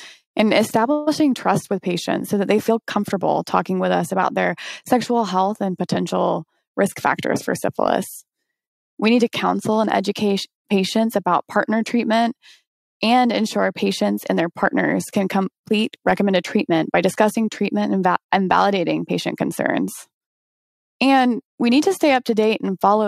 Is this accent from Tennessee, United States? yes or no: yes; Chattanooga, Tennessee, United States; my hometown as well, Chattanooga